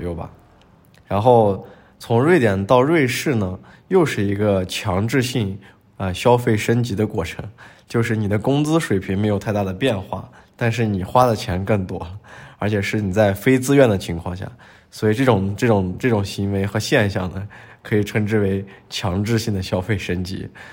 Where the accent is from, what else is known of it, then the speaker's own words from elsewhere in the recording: China; moved away as an adult; also born or lived in Sweden; now in Geneva, Switzerland; 我是来自中国